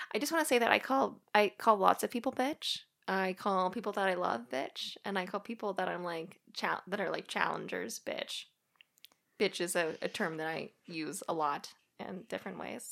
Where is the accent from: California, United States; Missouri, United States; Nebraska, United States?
Missouri, United States; Springfield; now in Washington, United States; I'm originally from Springfield, Missouri. That's where I grew up